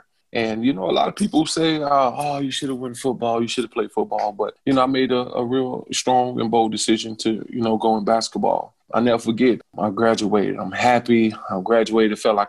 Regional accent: Winston-Salem, North Carolina, United States; also born or lived in Eden, North Carolina; I was born in Winston-Salem, North Carolina, and I moved back to Winston-Salem, North Carolina when I was in elementary school. Before then, we was living in the Great Eden, North Carolina, the country.

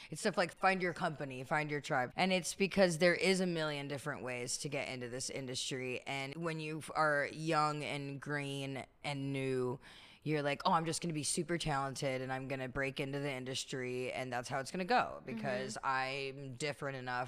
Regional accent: Bay Area, California, United States; moved away as an adult; also born or lived in New York; now in Los Angeles, United States; I'm a Bay Area native

